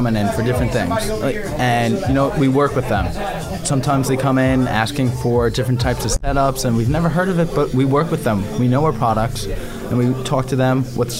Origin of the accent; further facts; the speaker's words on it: Copiague, New York, United States; Yeah, so I'm from Copeg.